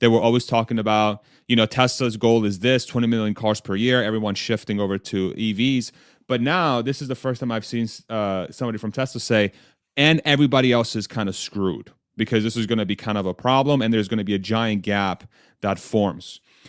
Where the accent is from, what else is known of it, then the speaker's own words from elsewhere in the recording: Texas, United States; I'm from Texas.